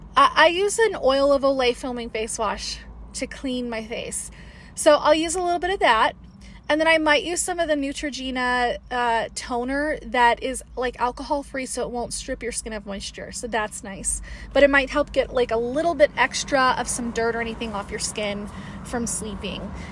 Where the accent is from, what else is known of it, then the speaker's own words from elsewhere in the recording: Las Vegas, Nevada, United States; now in Colorado, United States; I'm originally from Vegas